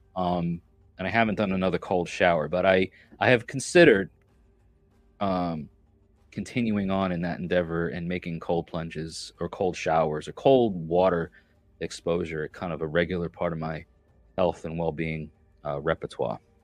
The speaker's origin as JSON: {"language": "English", "region": "New York", "country": "United States", "said": "I'm from New York"}